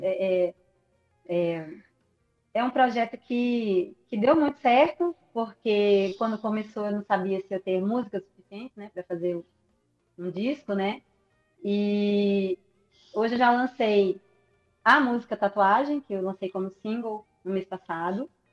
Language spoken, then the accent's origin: Portuguese; Natal, Rio Grande do Norte, Brazil; moved away as an adult; now in Belo Horizonte, Brazil; eu saí de Natal um belo dia, sozinha